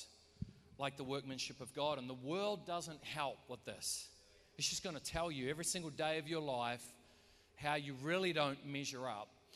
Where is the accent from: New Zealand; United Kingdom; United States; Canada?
New Zealand; we're from New Zealand, so we support the All Blacks